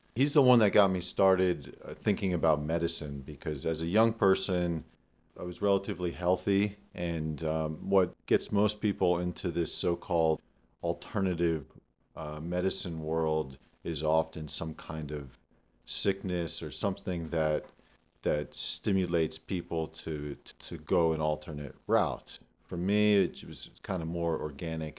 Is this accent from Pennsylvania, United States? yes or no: yes; Damascus, Pennsylvania, United States; I grew up in Damascus, Pennsylvania, on a family farm